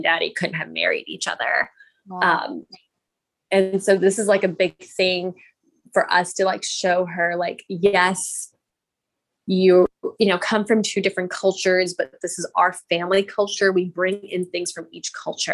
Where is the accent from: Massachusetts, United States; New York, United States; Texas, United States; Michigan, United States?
Texas, United States; I'm Indian, but I was born and raised in Texas